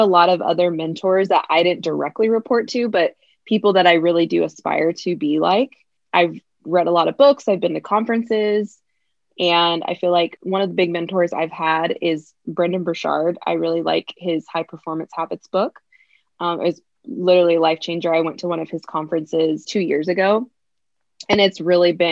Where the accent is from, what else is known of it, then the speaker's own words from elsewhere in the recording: California, United States; also born or lived in Virginia; grew up in California and I grew up with both my parents.